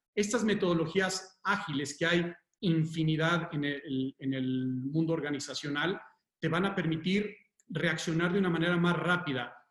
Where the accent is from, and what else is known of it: Mexico